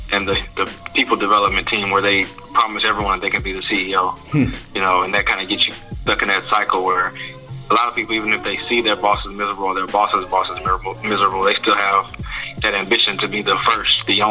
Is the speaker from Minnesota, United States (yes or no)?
no; Port Arthur, Texas, United States; moved away as an adult; also born or lived in Memphis, Tennessee; now in Houston, United States; I'm from Port Arthur, Texas, born and raised in the Gulf